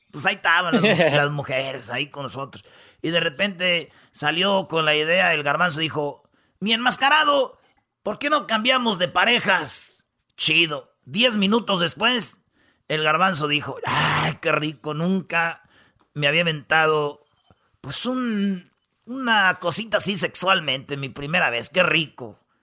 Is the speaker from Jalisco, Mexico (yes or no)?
no; Michoacán, Mexico; yo soy de Michoacán, somos del rancho